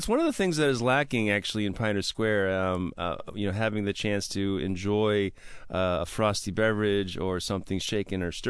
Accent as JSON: {"language": "English", "town": "Milwaukee", "region": "Wisconsin", "country": "United States", "tie": "born or raised there", "said": "I grew up in Milwaukee, Wisconsin"}